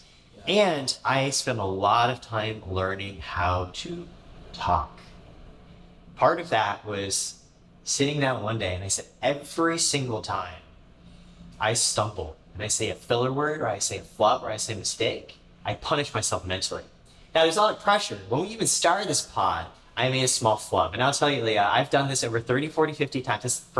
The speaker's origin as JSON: {"language": "English", "region": "Indiana", "country": "United States", "tie": "born or raised there", "also_born_or_lived": "Canada", "said": "We moved around a lot. Like I said, I grew up in Canada, in Indiana. I think kindergarten, fourth grade, we moved around every single year."}